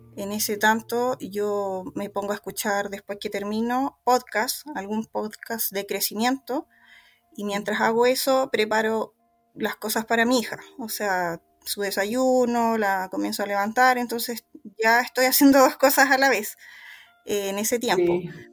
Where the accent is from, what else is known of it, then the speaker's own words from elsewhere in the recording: Chile; en mi país, acá en Chile